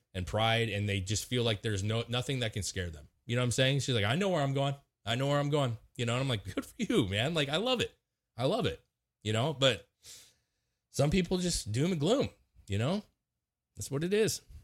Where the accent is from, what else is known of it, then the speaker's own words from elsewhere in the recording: Washington, United States; moved away; I grew up in Washington